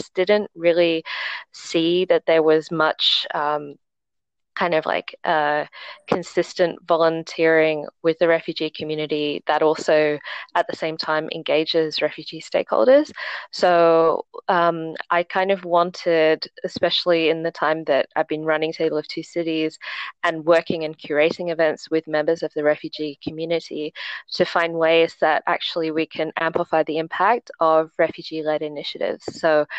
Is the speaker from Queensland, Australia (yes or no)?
no; Sydney, New South Wales, Australia; now in Hong Kong; So I am from Australia, but I did go to high school in Hong Kong, and one of my parents is also Chinese from Hong Kong. So I've kind of, gone between Hong Kong and Sydney throughout my life.